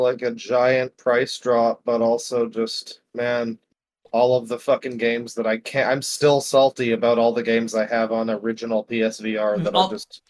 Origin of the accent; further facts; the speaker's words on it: Canada; I'm Canadian